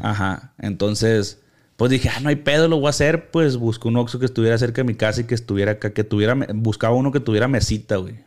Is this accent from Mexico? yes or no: yes; Culiacán, Sinaloa, Mexico; soy de Culiacán